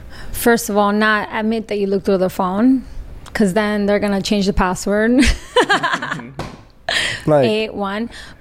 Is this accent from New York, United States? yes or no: yes; New York City, New York, United States; So, I'm born and raised in New York City.